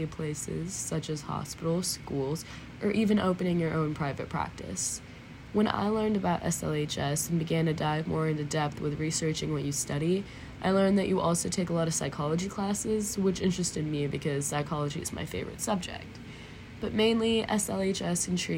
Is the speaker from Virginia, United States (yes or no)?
yes; Northern Virginia, United States; also born or lived in Richmond, Virginia; I was born in Richmond, Virginia, and then moved to Northern Virginia when I was 5